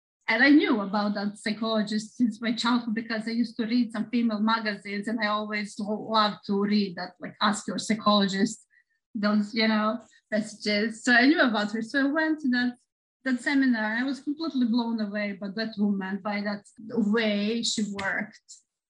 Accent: Belgrade, Serbia; English is a second language; now in Japan; So I am from Serbia, from Belgrade.

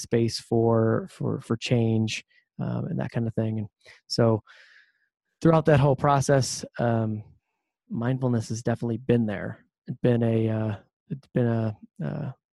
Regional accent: Ohio, United States; I'm originally from Ohio, the Midwest

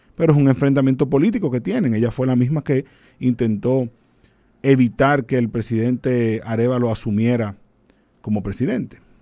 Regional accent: Dominican Republic; como buen dominicano

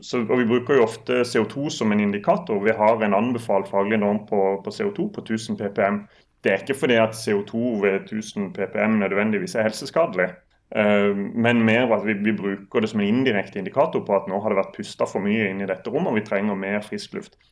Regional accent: Sørlandet, Norway; jeg er sørlending, så det er nesten, nesten som italienere

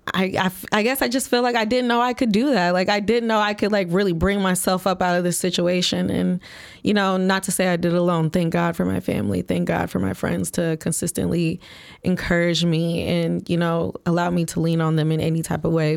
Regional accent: Flint, Michigan, United States; moved away as an adult; now in Chicago, United States; I'm born and raised from Flint, Michigan

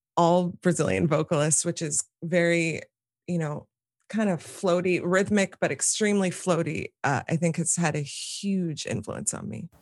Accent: New York City, New York, United States; here in Manhattan where I live and where I grew up.

